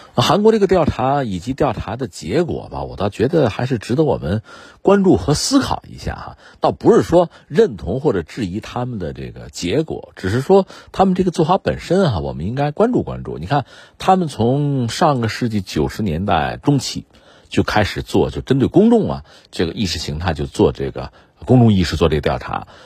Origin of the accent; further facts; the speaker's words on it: China; 我们中国人